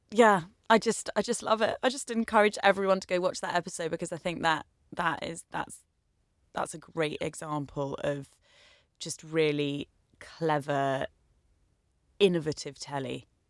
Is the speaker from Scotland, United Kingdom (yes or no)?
no; Essex, East of England, United Kingdom; as someone blonde growing up in Essex